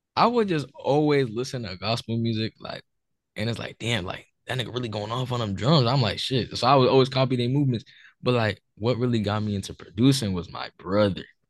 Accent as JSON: {"language": "English", "town": "Newark", "region": "New Jersey", "country": "United States", "said": "I'm from New Jersey, Newark, New Jersey"}